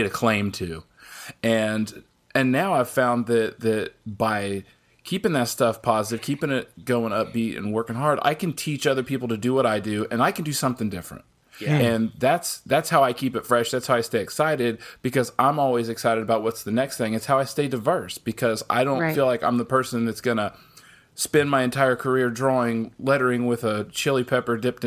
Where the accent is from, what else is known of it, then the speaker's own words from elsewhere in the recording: Midwest, United States; now in Augusta, United States; I grew up in the Midwest.